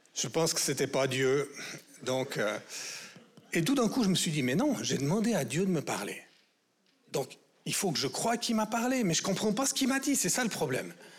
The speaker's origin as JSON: {"language": "French", "region": "Vaud", "country": "Switzerland", "said": "en tant que vaudois"}